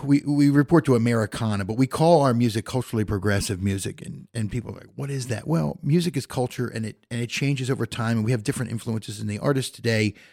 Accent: Philadelphia, Pennsylvania, United States; moved away as an adult; also born or lived in Indiana; now in Goshen, United States; I, I grew up in Philadelphia

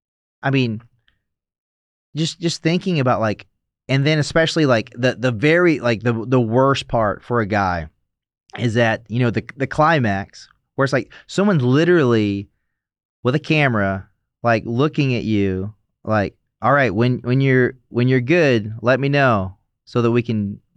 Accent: the South, United States; I mean, so I grew up in the South, so it's like first and middle name, you know

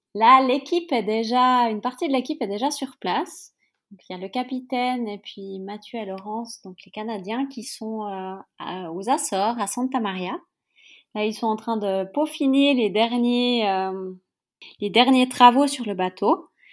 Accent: Yverdon-les-Bains, Vaud, Switzerland; je suis suisse. J'ai grandi dans une petite ville qui s'appelle Yverdon-les-Bains.

